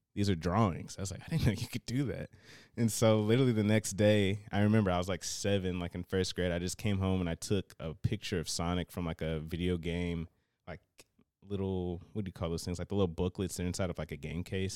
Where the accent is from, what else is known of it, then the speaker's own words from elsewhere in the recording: Cincinnati, Ohio, United States; I was, uh, born and raised in Cincinnati